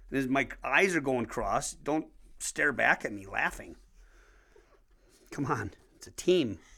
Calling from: Wisconsin, United States; I'm speaking from Wisconsin.

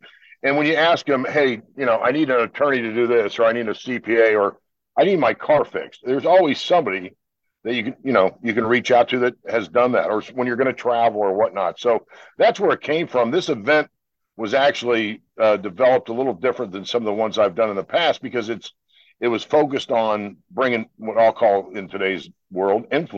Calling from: Atlanta, Georgia, United States; We've got some good weather in Atlanta, and I'm enjoying that.

